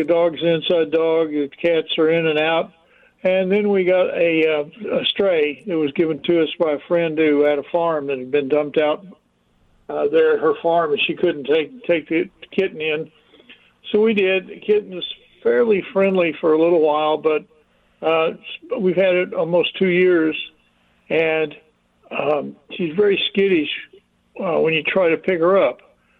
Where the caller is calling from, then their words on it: Plattsburgh, New York, United States; Plattsburgh, New York.